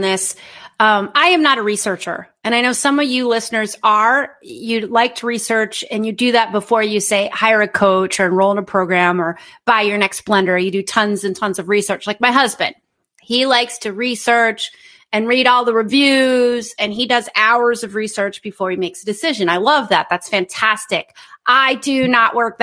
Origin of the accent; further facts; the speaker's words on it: United States; moved away as an adult; as an American who lives abroad